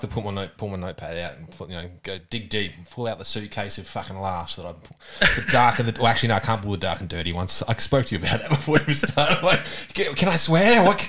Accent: Adelaide, South Australia, Australia; also born or lived in Henley Beach, Adelaide; I was born in Henley Beach, but I don't have any real memory of it. But my parents moved sort of north-ish, and Tea Tree Gully is actually my stomping ground from memories.

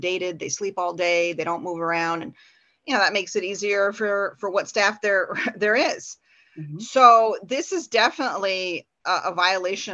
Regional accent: Porter County, Indiana, United States; I'm from Porter County

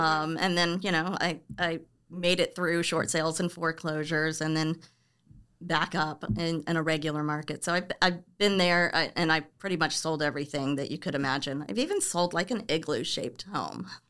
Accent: Orlando, Florida, United States; moved away as an adult; also born or lived in Cocoa Beach, Florida; now in California, United States; I was born and raised in Orlando, and then we ended up moving to the East Coast, like the Cocoa Beach area

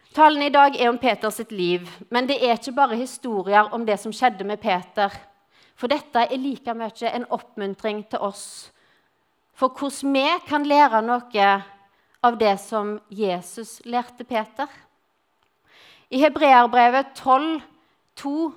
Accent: Western Norway, Norway; accent: Western Norwegian (vestlending); moved away as an adult; now in Grimstad, Norway; så er jeg vestlending, og jeg kom til Grimstad for å studere. Og siden har jeg blitt.

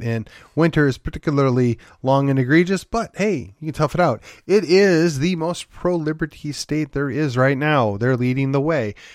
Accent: Midwest, United States; moved away as an adult; also born or lived in Wisconsin; now in Texas, United States; I fled the Midwest, and I left my Midwest roots at home.

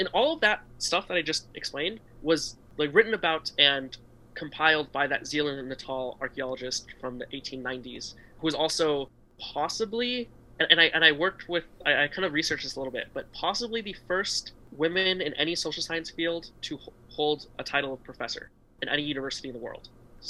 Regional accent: Nevada, United States; I'm from Nevada

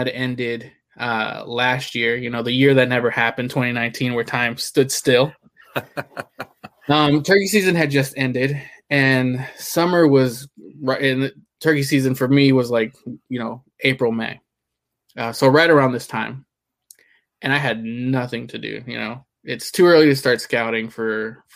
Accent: Houston, Texas, United States; now in New Jersey, United States; I grew up in Houston

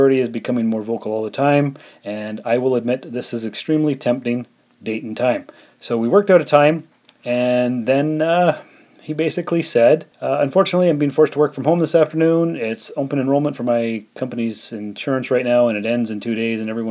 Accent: Canada; as a Canadian

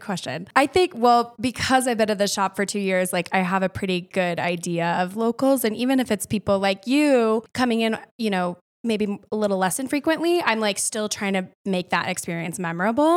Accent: Winona, Minnesota, United States; also born or lived in Madison, Wisconsin; now in Steamboat Springs, United States; I'm also from the Midwest. So I grew up in Winona, Minnesota.

